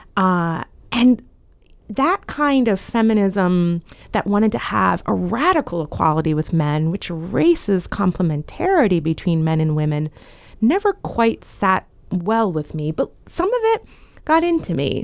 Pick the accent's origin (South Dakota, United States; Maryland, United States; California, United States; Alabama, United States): Maryland, United States; Frederick; I was born and raised in Frederick, Maryland